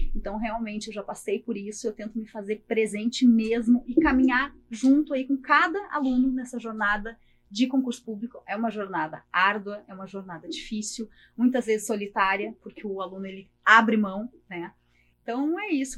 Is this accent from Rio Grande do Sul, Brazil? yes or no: yes; Porto Alegre, Rio Grande do Sul, Brazil; meu sotaque não nega, eu sou natural de Porto Alegre, sou aqui de Porto Alegre